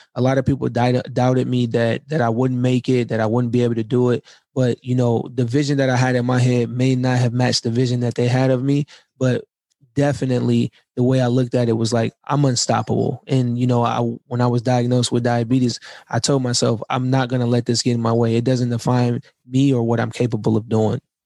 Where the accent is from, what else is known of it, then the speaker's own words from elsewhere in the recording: right outside of Detroit, Michigan, United States; moved away; also born or lived in California; I'm I'm from right outside of Detroit.